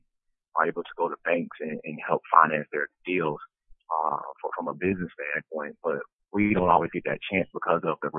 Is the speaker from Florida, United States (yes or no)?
no; Prichard, Alabama, United States; I'm originally from Pritchard, Alabama. That's a small community inside of Mobile County, just north of the city of Mobile.